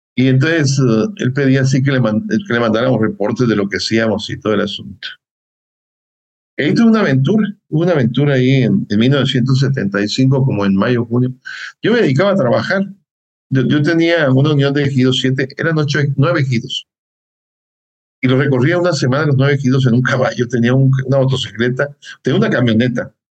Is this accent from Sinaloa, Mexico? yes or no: yes; Concordia, Sinaloa, Mexico; moved away as an adult; also born or lived in Hidalgo / State of Mexico / Puebla; yo soy de Concordia, Sinaloa, una persona de, de, un pueblo, de una ciudad, le dicen ciudad también, y la primaria pues la hice en un pueblo.